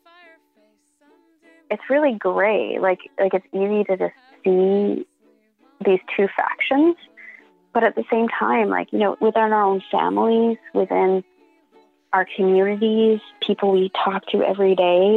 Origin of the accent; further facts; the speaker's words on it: Canada; I'm Canadian